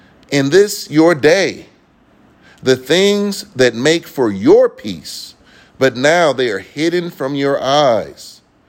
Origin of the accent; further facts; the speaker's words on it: Bay Area, California, United States; growing up in the Bay Area